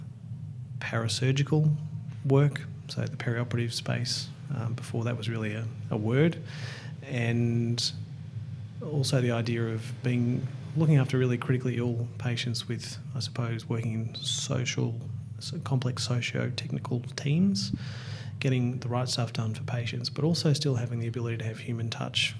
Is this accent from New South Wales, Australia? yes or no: no; Ocean Grove, Victoria, Australia; when I was a kid growing up in Ocean Grove in Victoria near Geelong